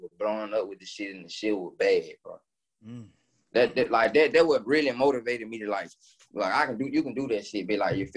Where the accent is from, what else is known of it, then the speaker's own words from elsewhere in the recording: Birmingham, Alabama, United States; also born or lived in Fairfield, Alabama; growing up in Ensley